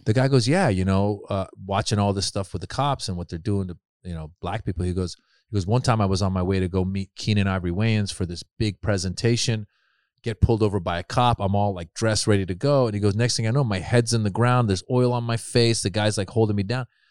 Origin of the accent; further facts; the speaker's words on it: Marin, California, United States; also born or lived in Iran; we moved to Northern California. I grew up in Marin